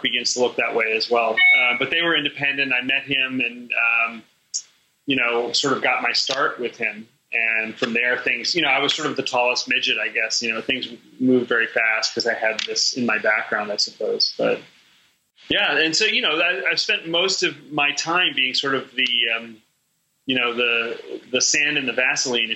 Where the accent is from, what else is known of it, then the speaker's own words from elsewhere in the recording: New York City, New York, United States; moved away; also born or lived in Chicago; I grew up in New York City, a child of the late 60s and 70s